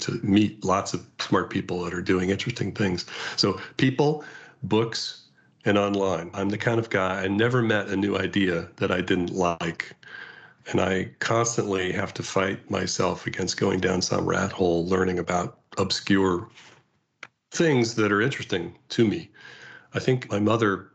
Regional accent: California, United States; As a Californian

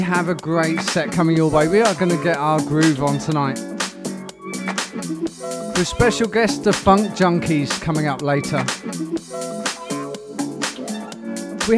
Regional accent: Portsmouth, South East England, United Kingdom; moved away as an adult; now in Philippines; my hometown in Portsmouth, UK

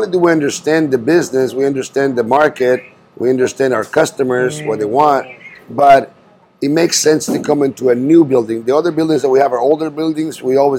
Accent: Cuba; also born or lived in Key West / Los Angeles; now in Bakersfield, United States; So my brother and I were Cuban. We were born and raised in Cuba.

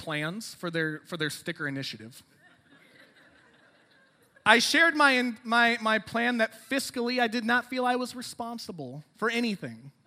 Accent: Rockford, Illinois, United States; moved away as an adult; also born or lived in DuPage County, Illinois; now in Lombard, United States; I'm from Rockford.

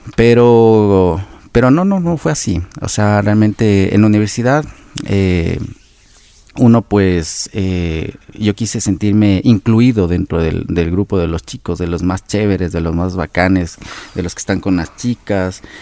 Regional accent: Quito, Pichincha, Ecuador; nací aquí en la ciudad de Quito

